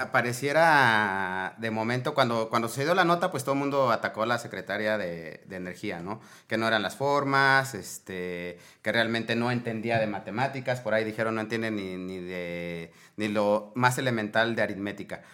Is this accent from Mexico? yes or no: yes; Mexico; como mexicanos debemos